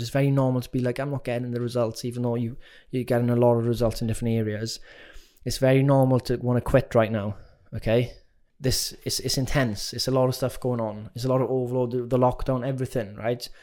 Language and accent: English; Wales, United Kingdom; as young Welsh kids